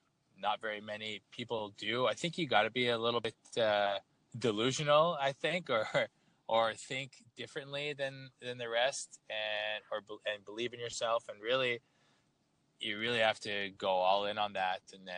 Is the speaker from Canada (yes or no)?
yes; Toronto, Ontario, Canada; moved away as an adult; now in Copenhagen, Denmark; So I'm from Toronto, Canada. I grew up playing hockey